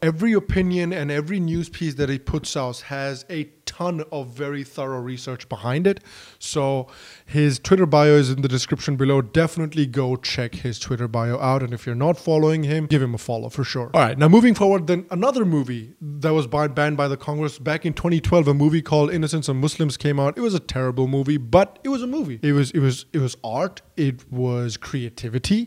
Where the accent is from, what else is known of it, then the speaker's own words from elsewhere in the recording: Bihar, India; Bihar, my home state